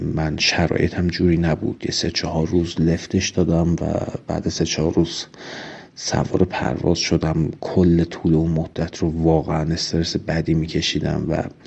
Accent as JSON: {"language": "Persian", "town": "Urmia", "region": "West Azerbaijan", "country": "Iran", "also_born_or_lived": "Tehran", "moved": "as an adult", "said": "من هم اهل ارومیه بودم و به واسطه اینکه اهل ارومیه بودم هر از گاهی سر می زدم به پدر و مادر"}